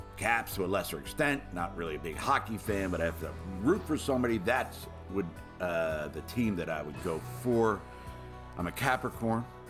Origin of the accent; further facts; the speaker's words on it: Baltimore, Maryland, United States; born and raised in Baltimore, Maryland.